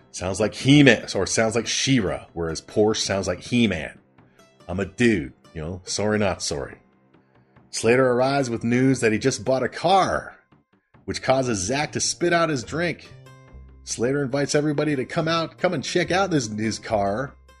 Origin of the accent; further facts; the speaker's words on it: Canada; I'm Canadian.